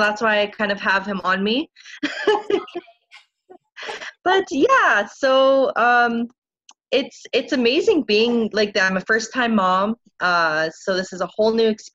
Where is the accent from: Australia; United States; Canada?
Canada; Niagara Falls, Ontario; moved away as an adult; now in Winnipeg, Canada; I'm originally from Niagara Falls, Ontario